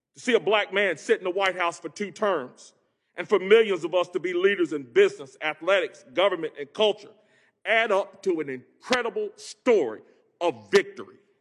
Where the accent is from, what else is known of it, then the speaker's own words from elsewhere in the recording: Greensboro, North Carolina, United States; hail from Greensboro, home of the Woolworth sit-ins, an epicenter of the civil rights movement. I grew up poor as the ninth of ten children